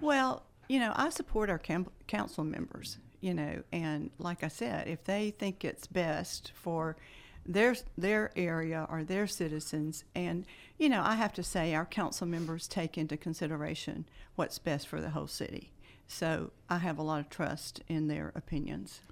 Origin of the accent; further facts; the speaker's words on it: Bowdon, Georgia, United States; now in Carrollton, United States; I grew up in Bowdoin, uh, attended county schools